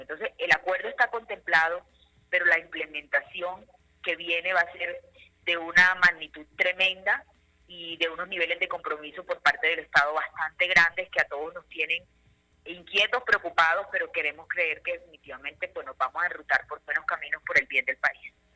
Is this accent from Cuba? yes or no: no; Colombia; como ciudadana colombiana